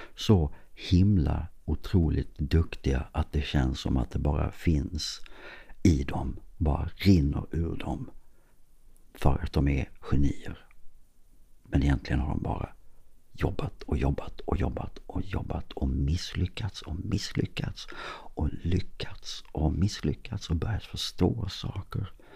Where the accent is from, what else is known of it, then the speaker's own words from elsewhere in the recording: Klippan, Skåne, Sweden; konstföreningen hemma i Klippan